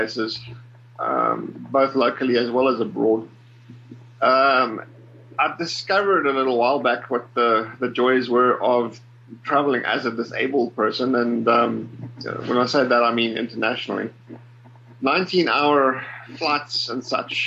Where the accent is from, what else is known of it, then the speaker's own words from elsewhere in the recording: Port Elizabeth, Eastern Cape, South Africa; I was born in Cape Town, grew up in the Eastern Cape in a little town by the name of Port Elizabeth